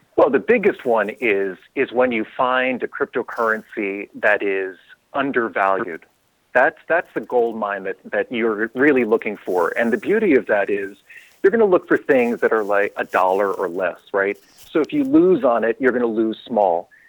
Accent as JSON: {"language": "English", "town": "New York City", "region": "New York", "country": "United States", "said": "I'm originally from New York City myself."}